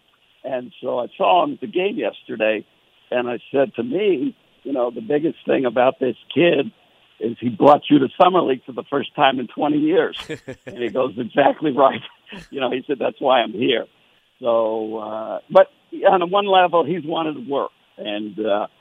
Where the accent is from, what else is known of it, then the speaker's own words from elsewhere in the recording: New York City, New York, United States; I'm from Brooklyn